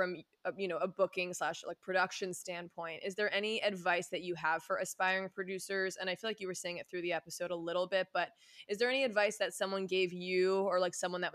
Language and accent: English; Westchester, New York, United States; moved away as an adult; now in West Coast, United States; I'm from New York